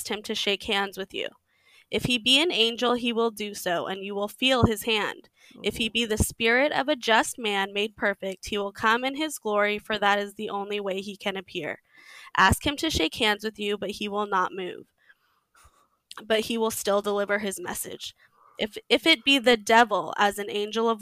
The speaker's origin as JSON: {"language": "English", "region": "Texas", "country": "United States", "tie": "born or raised there", "said": "I grew up in Texas in the Mormon church"}